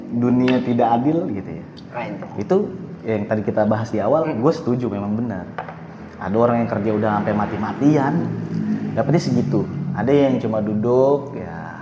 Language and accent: Indonesian; Jakarta, Indonesia; kan gue orang Jakarta ya maksudnya asli situ lah